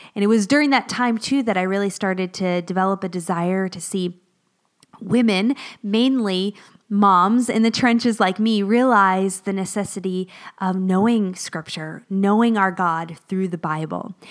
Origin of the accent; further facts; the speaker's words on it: Florida, United States; moved away as an adult; also born or lived in northern Pennsylvania; now in Pennsylvania, United States; both my husband and I grew up in Florida